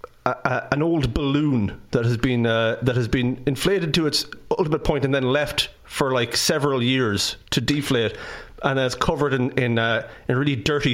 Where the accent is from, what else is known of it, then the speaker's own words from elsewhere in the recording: Midlands, Ireland; I'm from the Midlands.